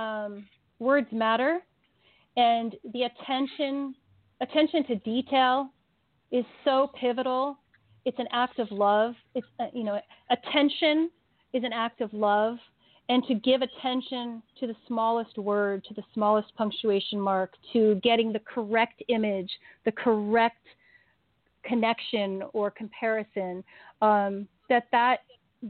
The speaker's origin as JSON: {"language": "English", "town": "Cincinnati", "region": "Ohio", "country": "United States", "tie": "born or raised there", "also_born_or_lived": "Hong Kong", "moved": "as an adult", "lives_now": "Los Angeles, United States", "said": "I'm from Los Angeles, but I grew up in Cincinnati, Ohio"}